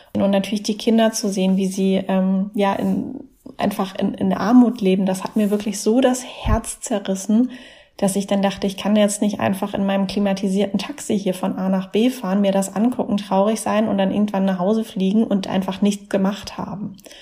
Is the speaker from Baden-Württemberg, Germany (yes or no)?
yes; Mannheim, Baden-Württemberg, Germany; Mannheim. Das ist ja meine Heimatstadt